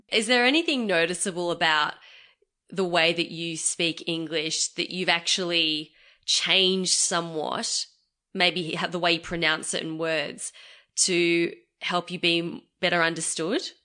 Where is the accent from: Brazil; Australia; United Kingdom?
Australia; I was born in Australia.